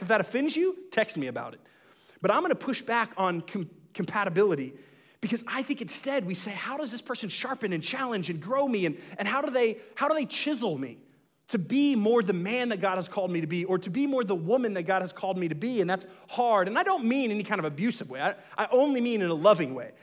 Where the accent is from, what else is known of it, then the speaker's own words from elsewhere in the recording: Dallas, Texas, United States; I'm was originally from Dallas